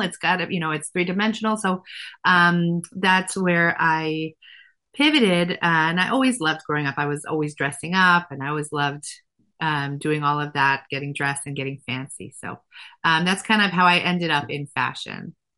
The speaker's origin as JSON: {"language": "English", "town": "Efrat", "country": "Israel", "tie": "born or raised there", "moved": "as an adult", "lives_now": "United States", "said": "I grew up religious um, in a town called Efrat"}